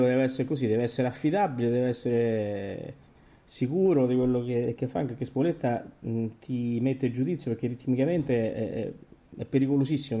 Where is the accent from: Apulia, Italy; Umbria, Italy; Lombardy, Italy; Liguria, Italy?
Umbria, Italy; Terni; quando siamo andati a vedere l'opera a Terni al Teatro Verdi quando veniva il Battistini e, e seguivamo tutto quello poco che c'era nella nostra città